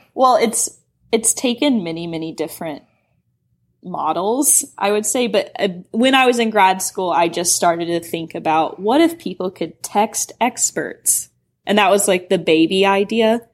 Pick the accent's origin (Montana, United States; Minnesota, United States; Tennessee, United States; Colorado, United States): Tennessee, United States; Knoxville; moved away as an adult; now in San Francisco, United States; I grew up in Knoxville, Tennessee